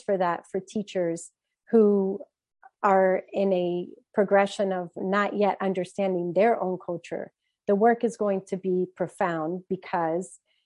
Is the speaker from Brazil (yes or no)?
yes; Brazil; now in Maryland, United States; I'm from Brazil